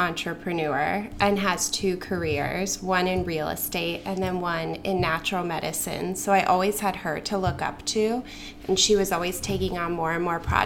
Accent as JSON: {"language": "English", "town": "Boulder", "region": "Colorado", "country": "United States", "tie": "born or raised there", "also_born_or_lived": "Brooklyn", "moved": "yes", "said": "I grew up in Boulder, Colorado"}